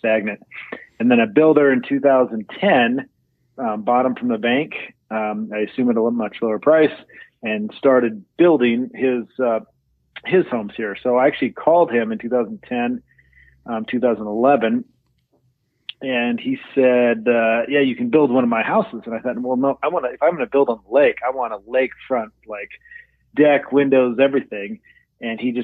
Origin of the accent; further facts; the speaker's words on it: Oregon, United States; moved away as an adult; also born or lived in Indianapolis; now in Vineyard, United States; I grew up in Oregon